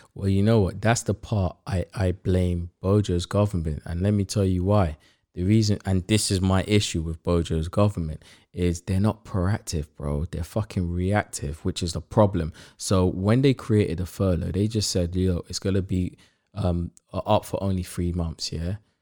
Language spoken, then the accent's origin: English; United Kingdom; I grew up in Harzon, like, the big, one of the biggest profession in Harzon is barbers.